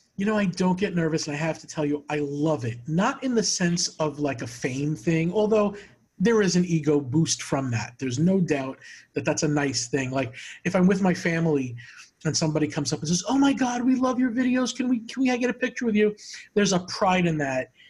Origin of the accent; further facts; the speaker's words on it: Long Island, New York, United States; growing up in New York, Long Island